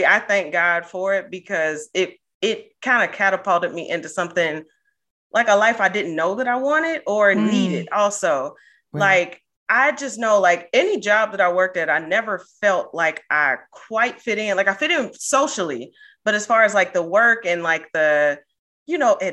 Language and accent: English; Cincinnati, Ohio, United States; moved away as an adult; also born or lived in East Coast; I'm originally from Cincinnati and I'm unfortunately back here right now